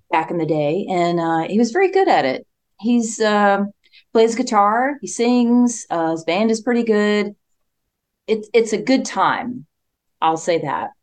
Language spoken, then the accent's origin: English; Spartanburg, South Carolina, United States; it's my hometown